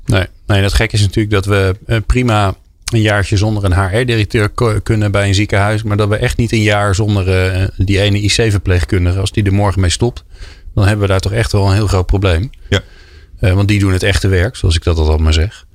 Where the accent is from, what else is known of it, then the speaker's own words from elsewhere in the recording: Netherlands; als Nederlanders